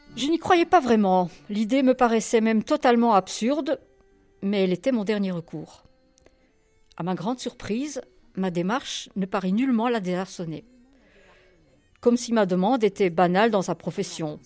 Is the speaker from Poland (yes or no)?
yes; Poland; quand j'étais enfant, parce que dans la Pologne communiste, à mon avis, mes parents ne me faisaient pas tellement écouter de, de musique juive